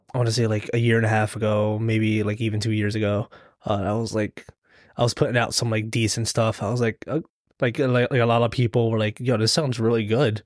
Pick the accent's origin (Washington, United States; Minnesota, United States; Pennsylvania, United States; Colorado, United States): Pennsylvania, United States; Lancaster; also born or lived in The Bronx, New York; then we lived in Lancaster pretty much, or my, m, like, most of my life.